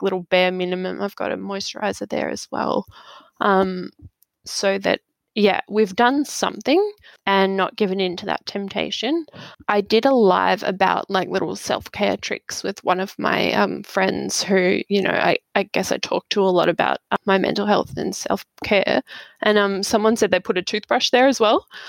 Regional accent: Australia; I grew up in Australia.

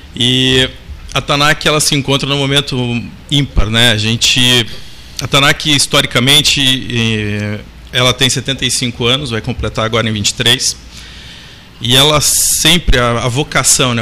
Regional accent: Curitiba, Paraná, Brazil; eu sou natural de Curitiba, no Paraná

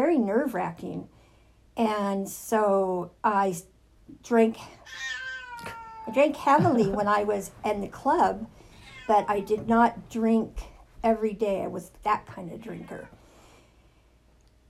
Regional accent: El Monte, California, United States; I grew up in El Monte to a single family home.

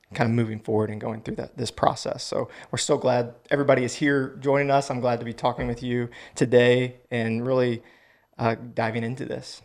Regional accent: Houston, Texas, United States; also born or lived in College Station, Texas; got a job in the oil and gas industry, which brought me back to my hometown

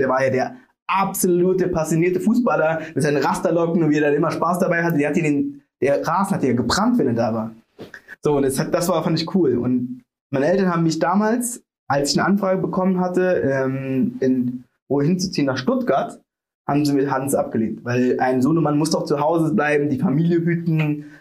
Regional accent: Sri Lanka; now in Germany; ich bin aus Sri Lanka

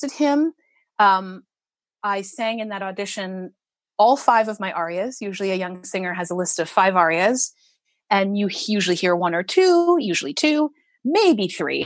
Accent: Vancouver, British Columbia, Canada; moved away; I'm so grateful to have grown up in Vancouver

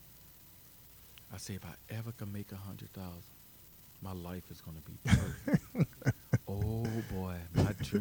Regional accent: New Orleans, Louisiana, United States; moved away as an adult; now in Zachary, United States; a poor black boy growing up in the Lower Ninth Ward in New Orleans

